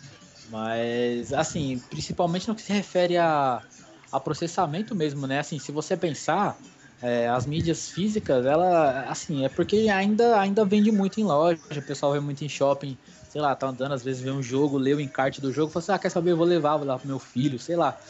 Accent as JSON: {"language": "Portuguese", "country": "Brazil", "said": "somos do Brasil, eu também sou"}